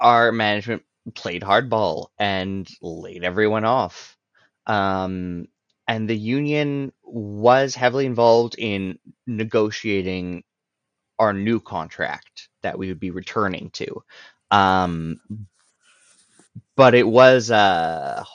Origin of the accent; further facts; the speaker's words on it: Alberta, Canada; I come from Alberta and I'm in Alberta